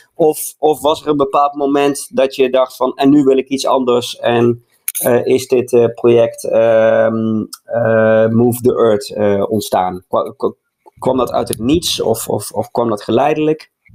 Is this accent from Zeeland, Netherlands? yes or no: no; Boxmeer, North Brabant, Netherlands; hetzelfde dorp als waar ik vandaan kom. Hè? waar het allemaal begonnen is, hè? In het mooie Boksmeer